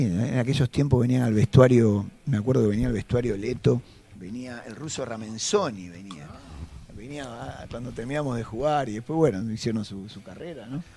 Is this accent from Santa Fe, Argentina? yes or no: no; Buenos Aires, Argentina; hogar donde nosotros nos criamos ahí en Mataderos